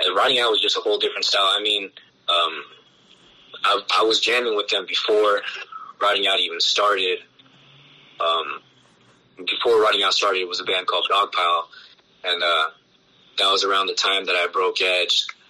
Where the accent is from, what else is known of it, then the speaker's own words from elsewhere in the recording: Los Angeles, California, United States; now in Long Beach, United States; I reside here in Long Beach now, originally from San Pedro, born and raised